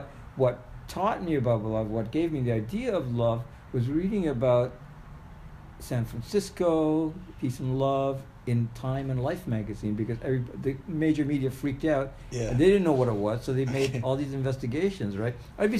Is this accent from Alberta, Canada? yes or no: no; Ottawa, Ontario, Canada; also born or lived in Sri Lanka; I grew up there. I was born in Sri Lanka, but my dad started the first embassy in Canada.